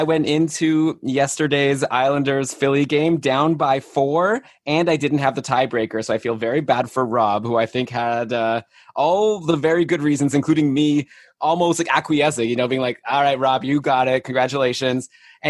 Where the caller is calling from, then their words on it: Toronto, Ontario, Canada; I'm here in Toronto. I'm the only North American representation here.